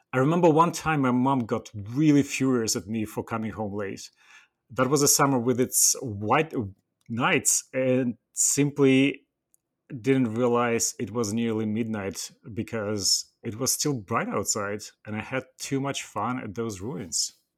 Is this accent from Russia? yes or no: yes; Western Siberia, Russia; English is a second language; moved away as an adult; I was born and raised in the Western Siberia, at the far north